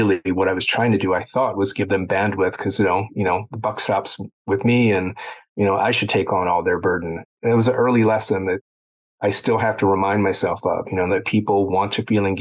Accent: Baltimore, Maryland, United States; I grew up in Baltimore

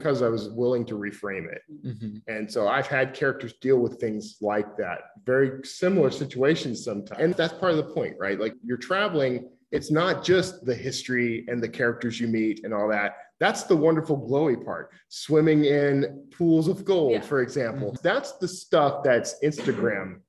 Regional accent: Gulf Coast, United States; moved away; I grew up on the Gulf Coast, hurricanes, floods, tornadoes.

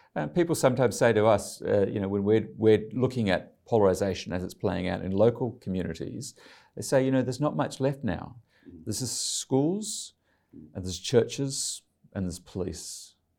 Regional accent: Ryde, New South Wales, Australia; moved away as an adult; I grew up in Ryde, John Howard's, um, uh, electorate

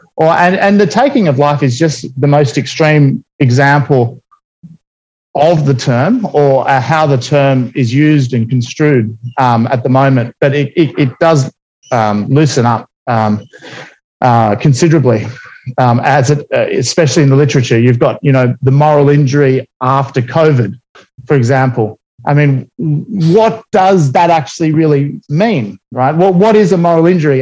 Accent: Australia; I'm Australian by well, Australian born

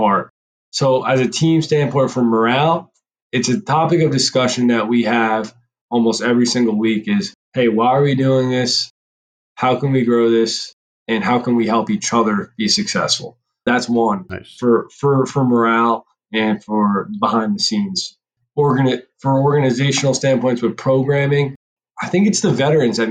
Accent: New Jersey, United States; I'm from New Jersey

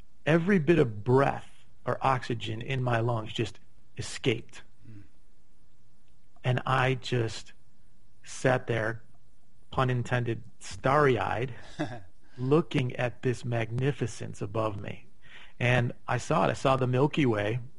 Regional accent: Chicago, Illinois, United States; moved away as an adult; now in Scottsdale, United States; I grew up in Chicago.

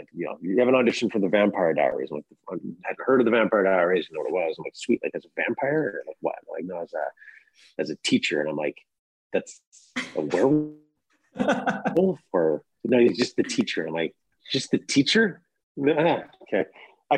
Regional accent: Kamloops, British Columbia, Canada; now in Toronto, Canada; I'm originally from Kamloops

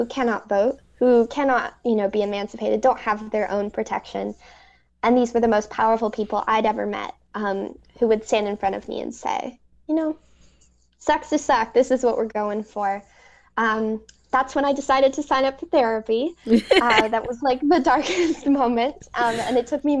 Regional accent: Gwinnett County, Georgia, United States; the district I grew up in Gwinnett County, Georgia

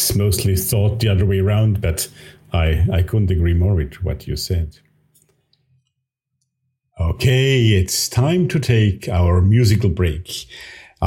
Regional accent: Austria; my home country here, Austria

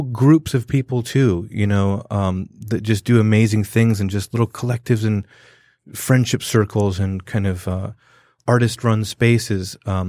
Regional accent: London, United Kingdom; growing up in London, you know, I had like West Indian, Punjabi, you know, like African and other European people.

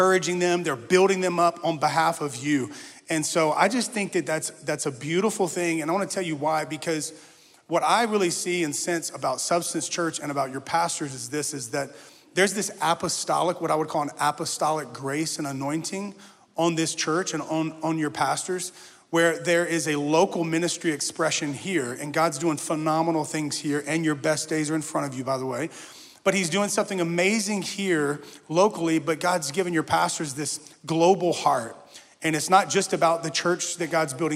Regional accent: Louisiana, United States; now in Nashville, United States; My family, we all live in Nashville, Tennessee. We call it Nash Vegas. It's a little wild there in Nashville. But we're originally from Louisiana.

